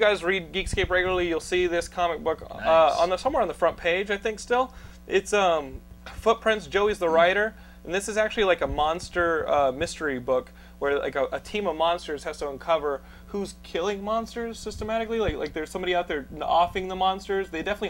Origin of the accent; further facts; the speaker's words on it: Texas, United States; accent: Texan; My wife makes fun of me because I say the things with like my Texan accent.